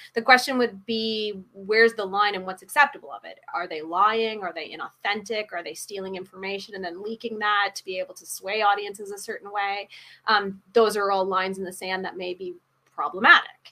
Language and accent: English; Canada; also born or lived in Washington / England; I'm, I'm Canadian